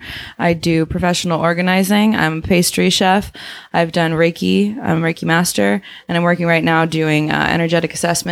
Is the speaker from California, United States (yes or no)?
yes; Oakland, California, United States; I'm an Oakland girl, born and raised